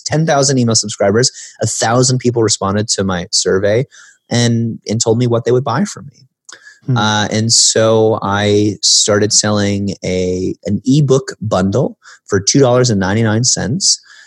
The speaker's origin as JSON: {"language": "English", "area": "the Midwest", "region": "Illinois", "country": "United States", "tie": "born or raised there", "said": "growing up in the Midwest, being kind of lower middle class"}